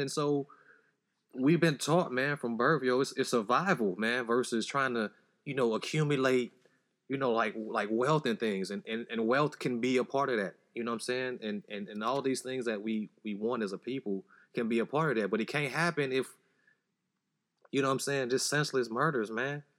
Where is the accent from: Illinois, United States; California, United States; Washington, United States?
Illinois, United States; Chicago; I grew up in Chicago, you know, Southside